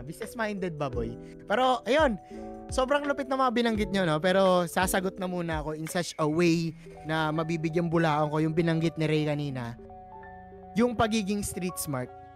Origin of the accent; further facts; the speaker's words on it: Philippines; ako isang proud Pinoy